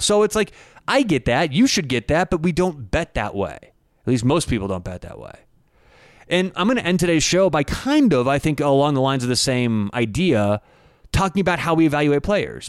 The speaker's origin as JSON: {"language": "English", "town": "Denver", "region": "Colorado", "country": "United States", "said": "I'm in Denver. I am from Denver, Colorado."}